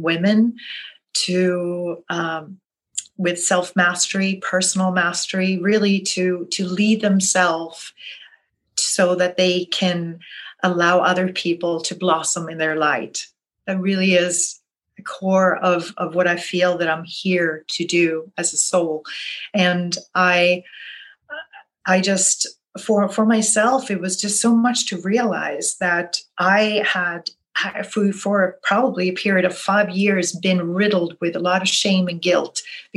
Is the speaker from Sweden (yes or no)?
yes; Sweden; now in New Orleans, United States; I'm originally from Sweden, but I am in New Orleans.